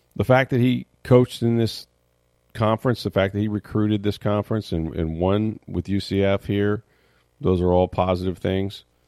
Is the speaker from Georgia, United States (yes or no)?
no; St. Petersburg, Florida, United States; I was born in Saint Petersburg in the Northwest section